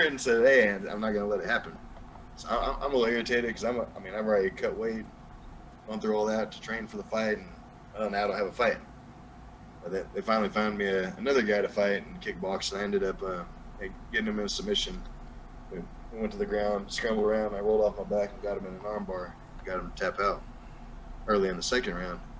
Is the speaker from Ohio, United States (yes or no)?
no; Hobbs, New Mexico, United States; accent: southern; now in Texas, United States; Hobbs, New Mexico, my hometown